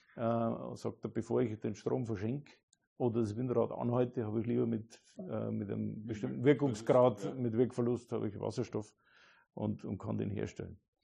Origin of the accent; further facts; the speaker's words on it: Neumarkt in der Oberpfalz, Bavaria, Germany; also born or lived in Regensburg; meine Heimat, da, Neumarkt in der Oberpfalz